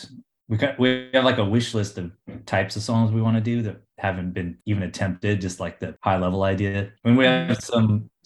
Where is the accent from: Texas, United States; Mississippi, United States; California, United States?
California, United States; Southern; now in San Francisco, United States; growing up in Southern California